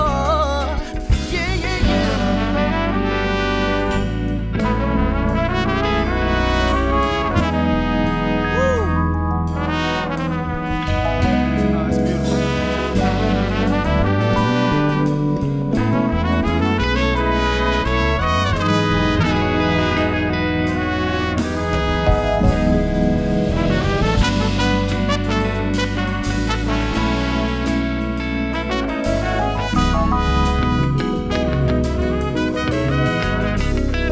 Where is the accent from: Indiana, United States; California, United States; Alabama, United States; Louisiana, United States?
Louisiana, United States; New Orleans; I'm from New Orleans